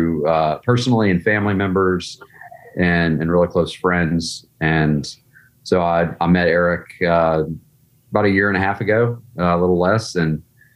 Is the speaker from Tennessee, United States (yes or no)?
yes; East Tennessee, United States; moved away as an adult; also born or lived in Atlanta; I was born and raised in East Tennessee